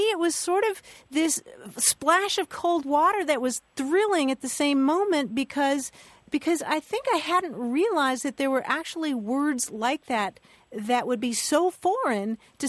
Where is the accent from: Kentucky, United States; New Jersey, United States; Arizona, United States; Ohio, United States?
Kentucky, United States; Louisville; moved away as an adult; also born or lived in upstate New York; I grew up in Louisville. I moved to upstate New York to go to college.